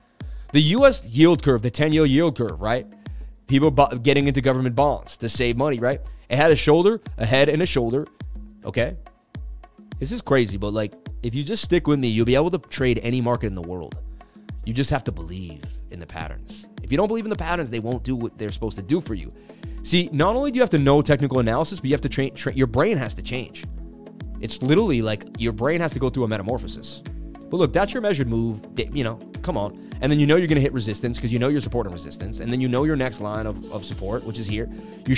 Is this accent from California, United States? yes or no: no; Boston, Massachusetts, United States; born there; I was born in Boston. I lived on the stories of Paul Revere, one if by land, two if by sea.